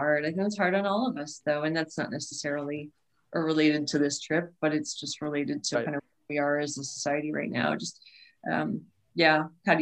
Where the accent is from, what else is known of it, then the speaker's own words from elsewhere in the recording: New England, United States; growing up in New England and taking trips to Maine